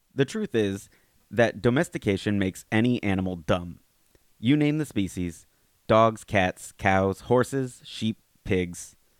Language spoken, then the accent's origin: English; Alabama, United States; now in Fairfield County, Connecticut, United States; growing up in Alabama like me